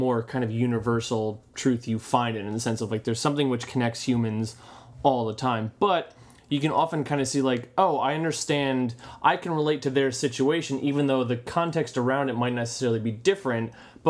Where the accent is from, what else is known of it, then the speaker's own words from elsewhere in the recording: United States; we're two American guys